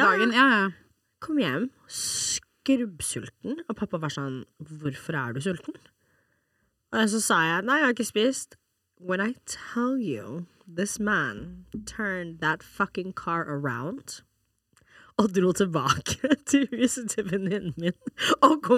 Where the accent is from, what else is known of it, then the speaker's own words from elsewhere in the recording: Norway; jeg er også norsk.